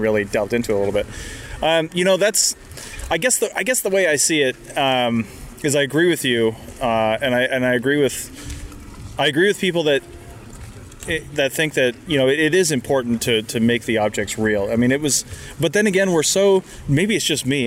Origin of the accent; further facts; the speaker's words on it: West Coast, United States; growing up on the West Coast